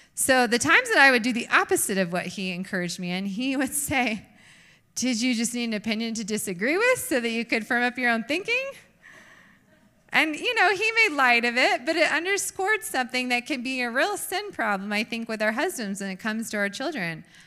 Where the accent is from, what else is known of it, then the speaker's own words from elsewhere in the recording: United States; we are American women